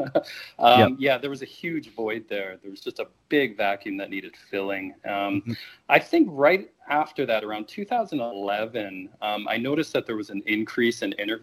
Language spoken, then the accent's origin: English; Canada; I'm Canadian